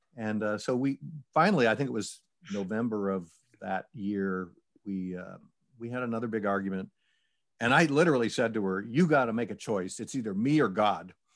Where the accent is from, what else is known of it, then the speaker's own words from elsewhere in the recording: Syracuse, New York, United States; I was born and raised in Syracuse, New York